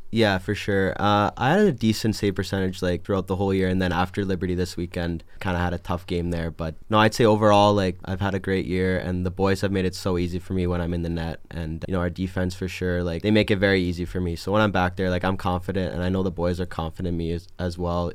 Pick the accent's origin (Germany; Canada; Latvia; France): Canada; Edmonton, Alberta; moved away as an adult; I'm from Edmonton, Alberta, Canada